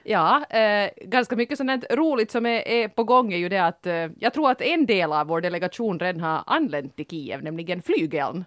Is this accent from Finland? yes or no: yes; Finland; som finlandssvenskar